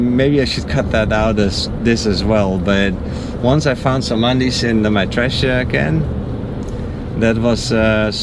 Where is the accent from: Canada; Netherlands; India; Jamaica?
Netherlands; moved away as an adult; now in United States; I'm from the Netherlands.